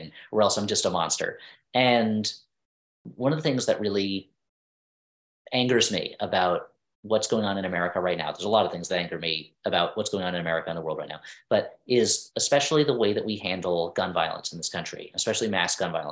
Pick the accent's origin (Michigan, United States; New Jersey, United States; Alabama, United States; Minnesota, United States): New Jersey, United States; I grew up in New Jersey. I was right outside of New York.